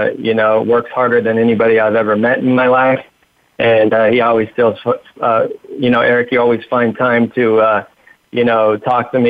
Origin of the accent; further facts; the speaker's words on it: Huntington Beach, California, United States; I was raised in Huntington Beach, California in 1980